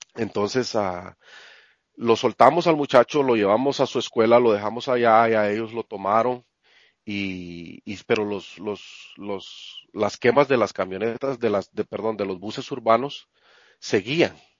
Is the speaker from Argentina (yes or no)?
no; Santa Rosa, Guatemala; moved away as an adult; also born or lived in Guatemala City; now in United States; el pueblo se llama Santa Rosa, el departamento de Santa Rosa